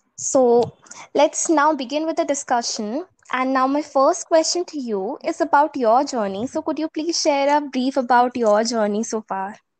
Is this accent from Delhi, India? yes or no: yes; New Delhi, Delhi, India; I'm born and brought up in New Delhi